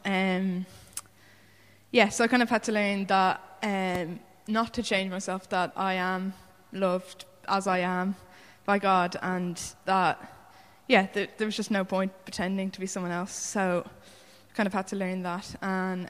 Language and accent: English; Wicklow, County Wicklow, Ireland; I'm from Wicklow, um, where I grew up in a Christian family of six.